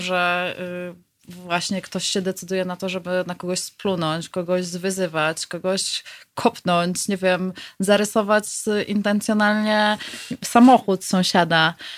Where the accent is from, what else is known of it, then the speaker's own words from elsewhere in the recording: Lublin, Lublin Voivodeship, Poland; moved away as an adult; now in Warsaw, Poland; w Lublinie skąd pochodzę